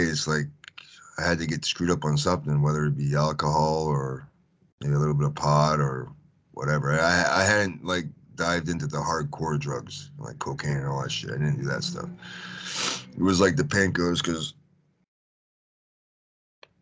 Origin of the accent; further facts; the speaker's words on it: Canada; also born or lived in Houston, Texas / Japan; I'm from Canada.